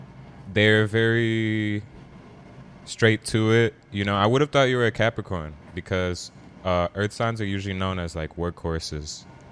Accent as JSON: {"language": "English", "country": "Dominican Republic", "also_born_or_lived": "Trinidad and Tobago", "said": "And I'm Dominican. Dominican badness senior. And I'm also Trinidadian."}